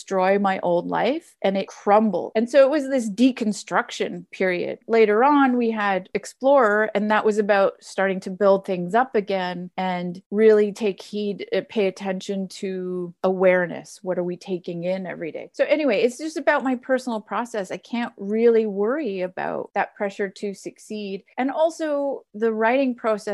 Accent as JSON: {"language": "English", "country": "Canada", "also_born_or_lived": "Ontario / Nova Scotia / Amherst, Massachusetts", "moved": "yes", "said": "I'm from Canada"}